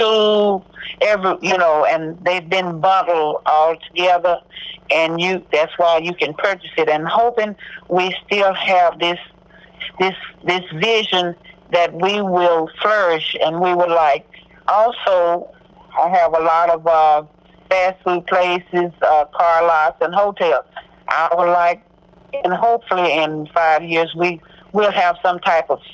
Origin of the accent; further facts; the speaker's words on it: Corsicana, Texas, United States; I was born right outside of Corsicana, but we moved to Corsicana before I knew myself